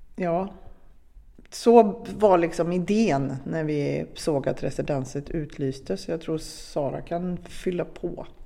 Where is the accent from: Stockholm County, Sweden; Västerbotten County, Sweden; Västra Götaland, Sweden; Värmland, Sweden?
Värmland, Sweden; Arvika; i Arvika, där vi kommer ifrån